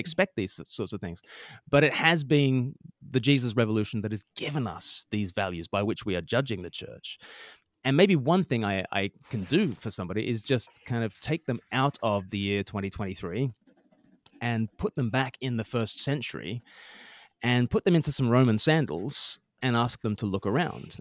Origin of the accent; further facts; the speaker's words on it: Australia; moved away as an adult; now in United Kingdom; I grew up in Australia. I've lived more than half my life now in the U K